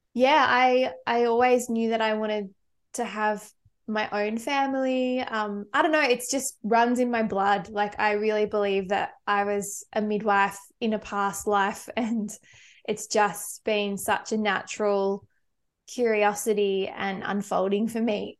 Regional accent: Victoria, Australia; moved away; I'm from Victoria

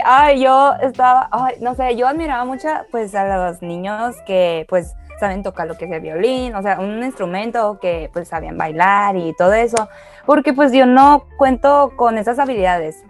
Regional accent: China; now in Mexico; yo nací en China, pero con la diferencia de que pues yo pasé toda mi primaria allá.

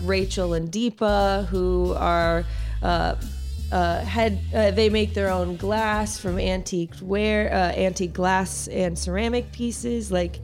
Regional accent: Florida, United States; moved away as an adult; now in New Jersey, United States; I'm from Florida

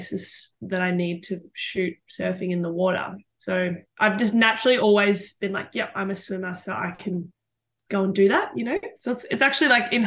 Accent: Mornington Peninsula, Victoria, Australia; also born or lived in Melbourne; they made the sea change with me when I was like 3 years old, and we moved down to the Mornington Peninsula.

